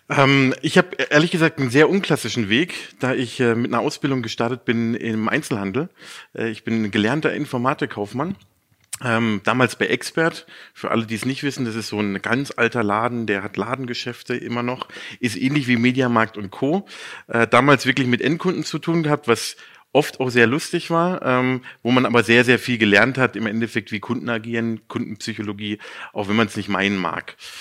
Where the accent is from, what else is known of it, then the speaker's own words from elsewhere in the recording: near Baden-Baden / Karlsruhe, Baden-Württemberg, Germany; moved away as an adult; now in Munich, Germany; Aufgrund der Liebe bin ich dann wieder zurück in meine Heimat. Ich komme aus der Nähe von, von Baden-Baden-Karlsruhe